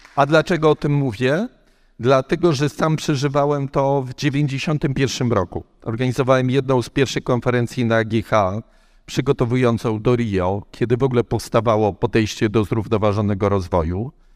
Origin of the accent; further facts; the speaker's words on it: Kraków, Lesser Poland, Poland; Jesteśmy obydwoje z Krakowa